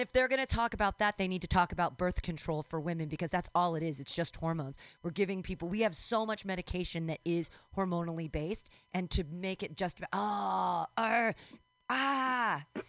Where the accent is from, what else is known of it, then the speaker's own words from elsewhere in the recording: California, United States; I'm a crunchy fucking granola Californian over here